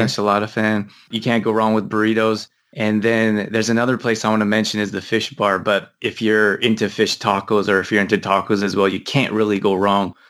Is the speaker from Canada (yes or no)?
yes; Canada; moved away; also born or lived in Midwest, United States; I grew up in Canada